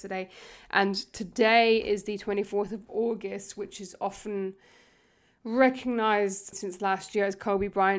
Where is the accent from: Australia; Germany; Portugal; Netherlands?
Germany; now in England; I grew up in Germany